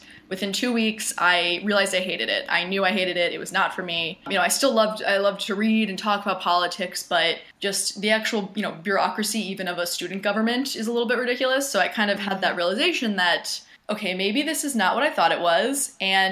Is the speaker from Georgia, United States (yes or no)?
no; Jacksonville, Florida, United States; moved away; also born or lived in Northeast United States; So I'm originally from the Northeast, but grew up in Jacksonville, Florida